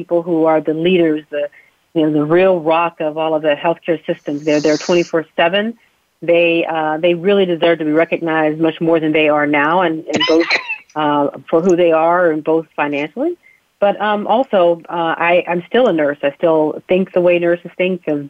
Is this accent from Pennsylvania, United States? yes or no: yes; Uniontown, Pennsylvania, United States; I was born right outside of Uniontown, Pennsylvania, to two wonderful parents, living in poverty. My father was a coal miner